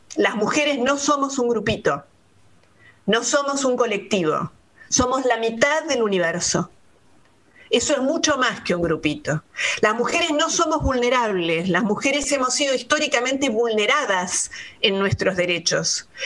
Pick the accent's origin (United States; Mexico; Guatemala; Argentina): Argentina; Buenos Aires; Soy eh, porteña, soy una ciudadana de Buenos Aires